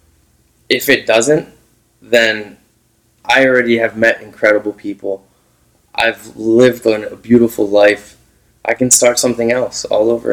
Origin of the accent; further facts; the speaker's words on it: Philadelphia, Pennsylvania, United States; moved away as an adult; I was born and raised in Philadelphia. I lived all over the world. I came back